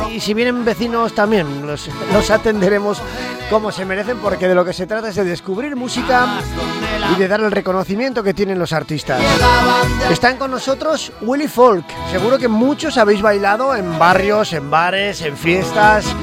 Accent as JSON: {"language": "Spanish", "town": "Barañáin", "region": "Navarre", "country": "Spain", "said": "No, bueno, yo soy de Barañain, pero..."}